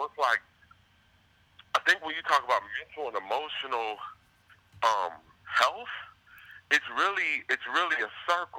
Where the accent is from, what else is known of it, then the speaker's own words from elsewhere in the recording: Chicago, Illinois, United States; Well, I'm from Chicago.